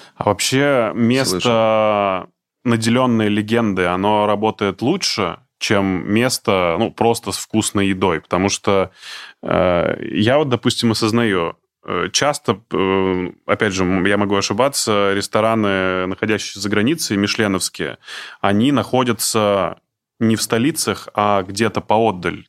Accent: Izhevsk, Udmurtia, Russia; я из Ижевска

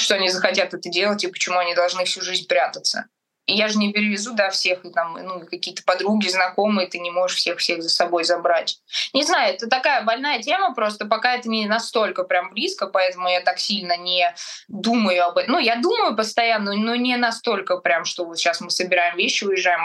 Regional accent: Moscow Oblast, Russia; в Подмосковье, в Сербское, в моем родном городе

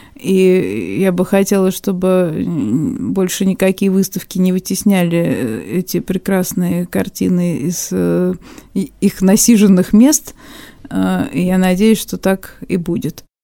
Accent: Moscow, Russia; moved away as an adult; now in Khabarovsk, Russia; начнем с Москвы, э, поскольку это все мой родной город

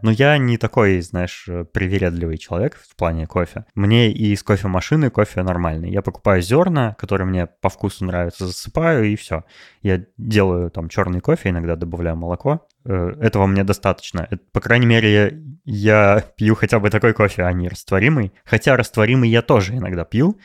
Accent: Novosibirsk, Novosibirsk Oblast, Russia; moved away as an adult; also born or lived in Moscow; в моем родном городе Новосибирске

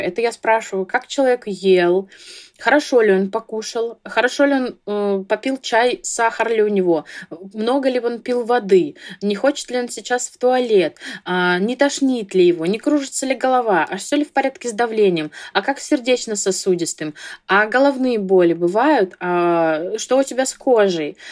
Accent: Vladivostok, Primorsky Krai, Russia; я из Владивостока

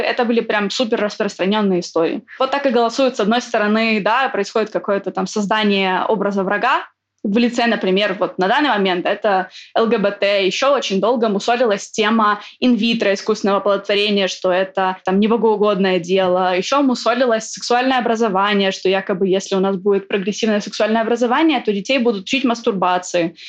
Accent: Ukraine; moved away as an adult; now in Poland; там, где я родилась, родилась я в Украине

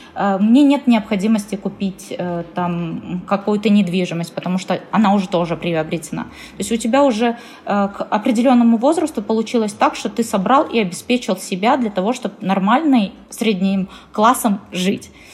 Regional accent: Perm, Perm Krai, Russia; я сама из Перми

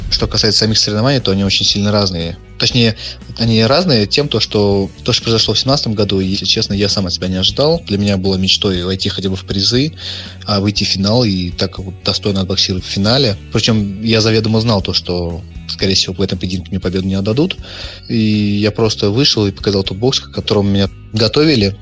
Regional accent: Orenburg, Orenburg Oblast, Russia; Я очень сильно люблю наш город. Я не собираюсь никуда переезжать

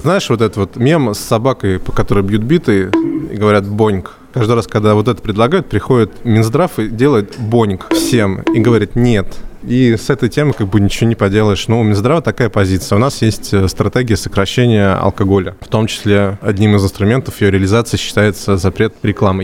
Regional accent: Voronezh, Voronezh Oblast, Russia; Я же из Воронежа

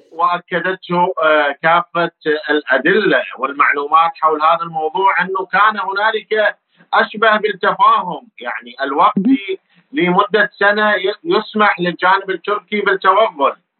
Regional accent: Iraq; احنا كعراقيين

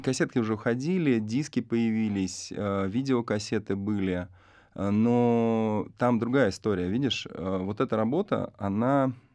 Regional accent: Arsenyevo, Tula Oblast, Russia; я сам родом из Арсеньева, поселок небольшой.

